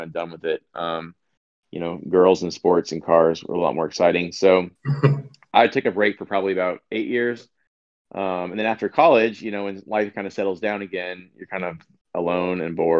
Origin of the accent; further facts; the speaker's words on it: Southern California, United States; I grew up in Southern California. I still live in Los Angeles.